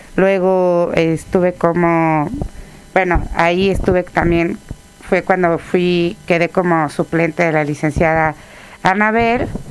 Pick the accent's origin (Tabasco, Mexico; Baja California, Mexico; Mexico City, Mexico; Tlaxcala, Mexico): Tlaxcala, Mexico; also born or lived in Tuxpan, Veracruz; Yo nací en Tuxpan, Veracruz, pero llegué a, Jarocha, Jarocha. Llegué a vivir a Tlaxcala desde los tres años.